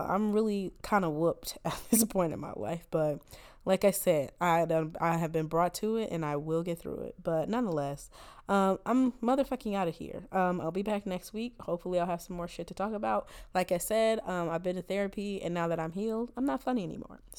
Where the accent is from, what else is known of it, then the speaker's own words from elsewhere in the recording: Rancho Cucamonga, California, United States; I am from Rancho Cucamonga. I have never even been in this state before.